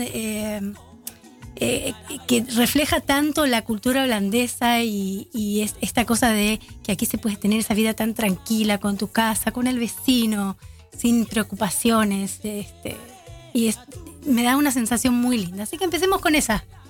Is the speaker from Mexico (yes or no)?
no; Buenos Aires, Argentina; now in Amsterdam, Netherlands; los argentinos que venimos de Buenos Aires nos dicen porteños